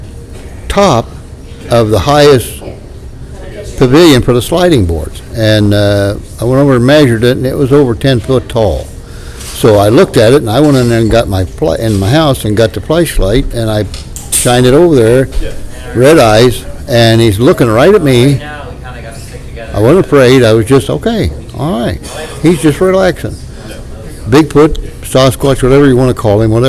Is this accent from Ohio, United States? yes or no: yes; southern Ohio, United States; accent: hillbilly; now in Doylestown, United States; my hillbilly accent's coming out